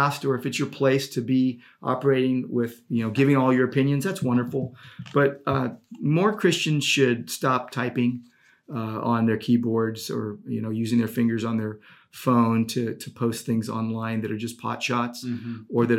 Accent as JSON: {"language": "English", "country": "United States", "said": "I'm an American."}